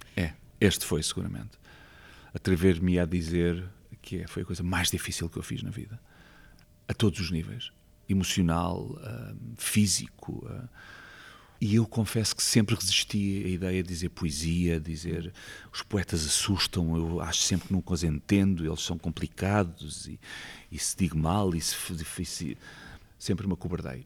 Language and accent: Portuguese; Lisbon, Portugal; also born or lived in Vilamoura, Algarve / Loulé; eu sou de Lisboa, mas passei lá a minha adolescência